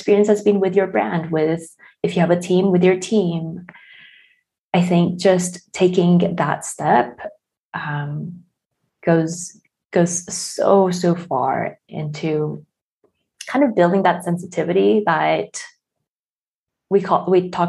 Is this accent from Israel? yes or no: no; South Korea; I'm from South Korea